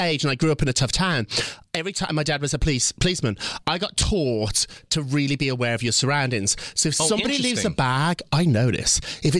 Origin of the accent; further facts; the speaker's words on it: United Kingdom; When I was growing up in Britain, the IRA were at their peak.